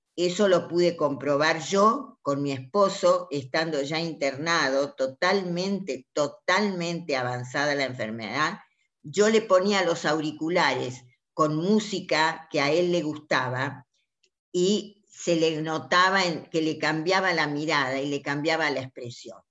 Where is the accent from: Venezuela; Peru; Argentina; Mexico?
Argentina; La Banda, Santiago del Estero; moved away; durante mi infancia, yo vivía en Santiago del Estero, en la banda